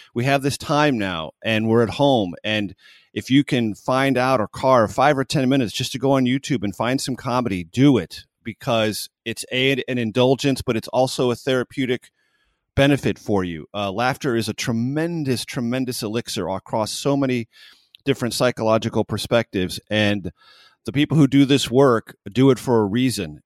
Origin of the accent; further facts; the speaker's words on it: San Diego, California, United States; I grew up in San Diego